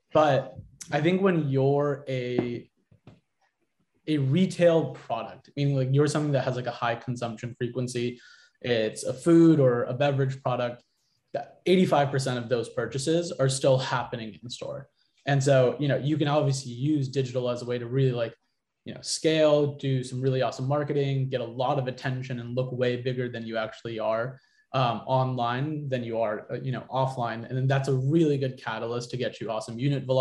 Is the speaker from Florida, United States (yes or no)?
no; San Diego, California, United States; I grew up in San Diego